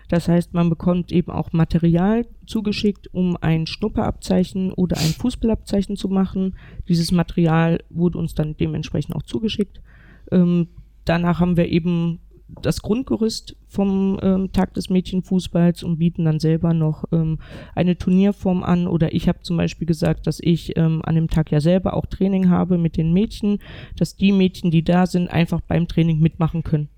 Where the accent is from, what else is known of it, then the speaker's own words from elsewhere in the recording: North Rhine-Westphalia, Germany; now in Thuringia, Germany; gebürtig ähm, komme ich ja eigentlich aus Nordrhein-Westfalen